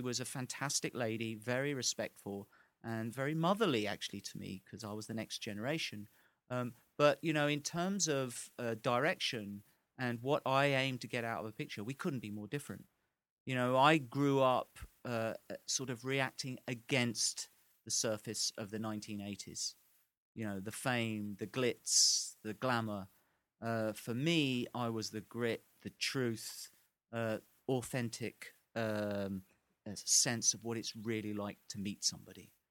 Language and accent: English; England, United Kingdom; as an Englishman